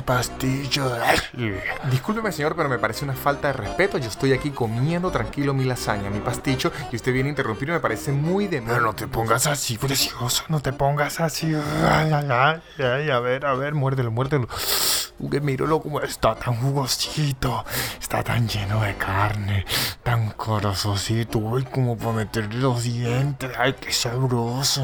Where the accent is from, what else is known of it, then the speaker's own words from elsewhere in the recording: Venezuela; yo soy venezolano